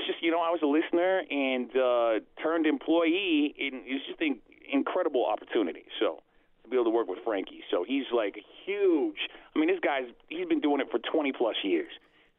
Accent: Salt Lake City, Utah, United States; So I'm from Salt Lake City, Utah. I work for iHeart Station, 97.1 ZHT.

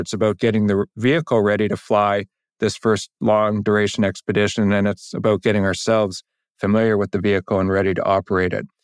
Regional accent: Canada; as a Canadian, that's a point of extreme pride

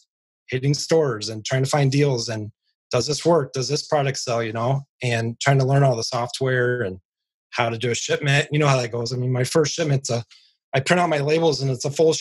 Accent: Northwest Indiana, United States; I am from Northwest Indiana

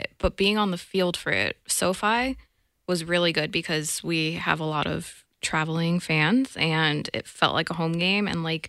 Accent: South Florida, United States; moved away; I'm from South Florida

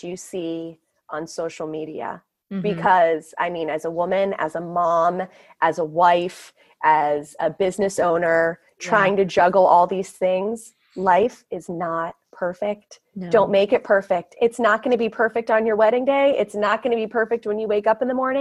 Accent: Miami, Florida, United States; moved away; also born or lived in New York; born and raised in Miami

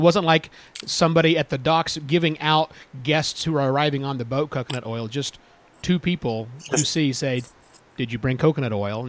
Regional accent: United States; We're American.

